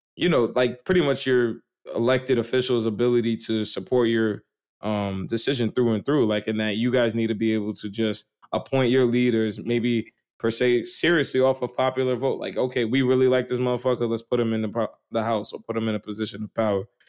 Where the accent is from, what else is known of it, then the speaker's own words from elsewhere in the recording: New York, United States; I grew up on the cusp of West Brighton and Port Richmond